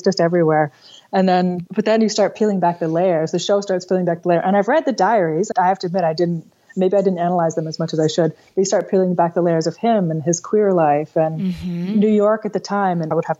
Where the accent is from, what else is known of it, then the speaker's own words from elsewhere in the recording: Dutton, Ontario, Canada; I grew up in Ontario, actually. I'm from a little tiny town just outside of London, Ontario, called Dutton. It's one of those towns that it's like you're watching the Andy Griffith Show or something, where it's like everyone knows everybody and people are on the front porch having lemonade